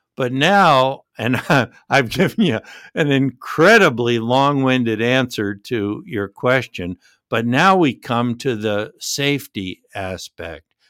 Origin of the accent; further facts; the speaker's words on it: New York City, New York, United States; when I grew up in the New York City area